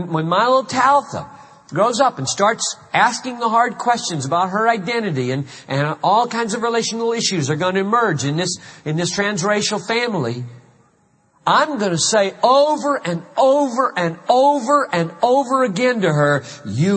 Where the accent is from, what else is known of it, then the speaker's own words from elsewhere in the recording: Greenville, South Carolina, United States; moved away; I grew up in Greenville, South Carolina